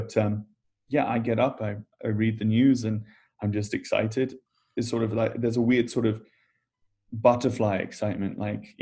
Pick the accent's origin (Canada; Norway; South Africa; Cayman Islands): Cayman Islands; moved away; also born or lived in England / United States; I grew up in the Cayman Islands, school in England, and then university in the States